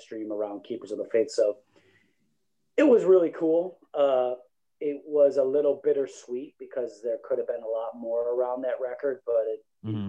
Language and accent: English; East Coast, United States; I was from the East Coast.